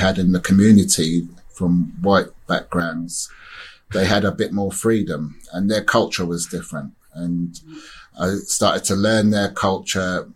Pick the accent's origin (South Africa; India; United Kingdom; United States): United Kingdom; Oxford, South East England; also born or lived in Caribbean; I was born in Oxford, taken to the Caribbean until I was 3 years old. Came back to Oxford, and it was a racist time. There wasn't many black people around. And I grew up with gangs.